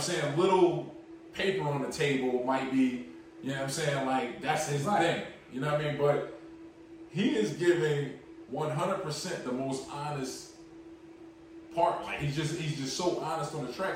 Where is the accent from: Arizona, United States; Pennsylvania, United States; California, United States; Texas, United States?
Pennsylvania, United States; Philadelphia; we're from Philly.